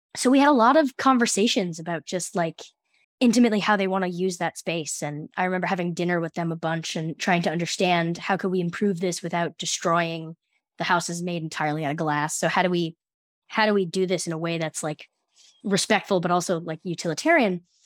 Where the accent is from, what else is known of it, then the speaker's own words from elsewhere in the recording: United States; also born or lived in New Jersey; I'm from the New York City area